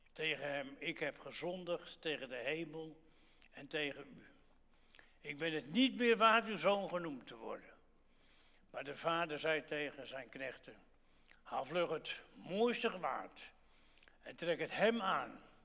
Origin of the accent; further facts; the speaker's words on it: Gouda, South Holland, Netherlands; ik ben in Gouda geboren. En toen ik kind was, was de donderdags in Gouda altijd varkensmarkt